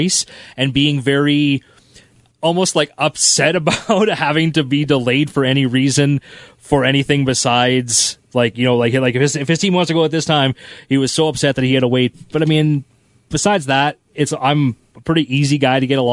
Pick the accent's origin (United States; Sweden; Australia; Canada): Canada; Russell, Manitoba; also born or lived in Winnipeg, Manitoba / Saskatoon, Saskatchewan; I'm originally from Russell. And then grew up a little bit in Winnipeg for teenage years and then all over the place with broadcasting.